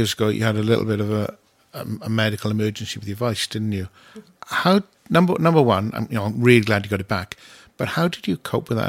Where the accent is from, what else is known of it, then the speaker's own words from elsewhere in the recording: Wales, United Kingdom; because we're Welsh.